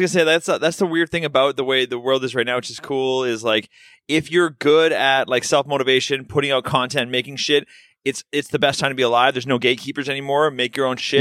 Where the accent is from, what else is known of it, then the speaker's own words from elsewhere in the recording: Vancouver, British Columbia, Canada; I'm from Vancouver